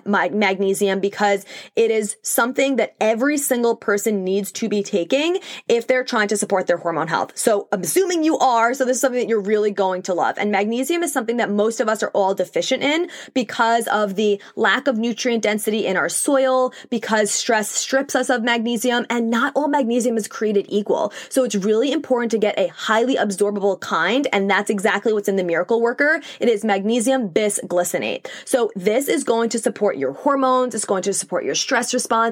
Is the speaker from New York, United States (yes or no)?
yes; New York, United States; accent: New York; I also live in the Northeast. I'm in New York, if you couldn't tell by my accent.